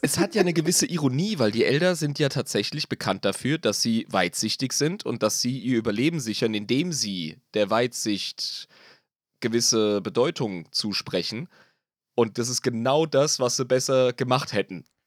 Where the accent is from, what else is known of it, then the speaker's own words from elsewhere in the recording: Germany; wir als Deutsche